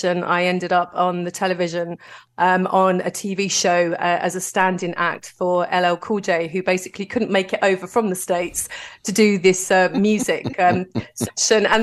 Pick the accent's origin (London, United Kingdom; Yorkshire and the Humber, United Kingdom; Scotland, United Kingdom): London, United Kingdom; I'm from Greenwich in southeast London